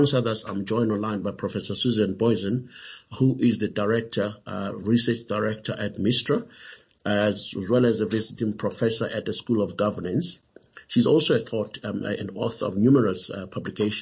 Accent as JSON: {"language": "English", "country": "South Africa", "said": "as a South African"}